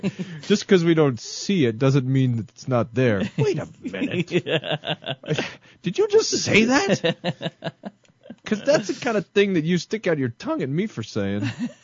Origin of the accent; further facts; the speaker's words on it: Mississippi, United States; When I was growing up in the Mississippi Delta, we would sit outside and talk.